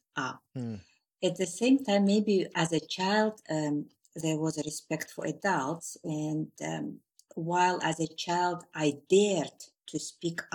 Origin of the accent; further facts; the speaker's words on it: Turkmenistan; moved away as an adult; I was born in Turkmenistan in a district which was nearing Uzbekistan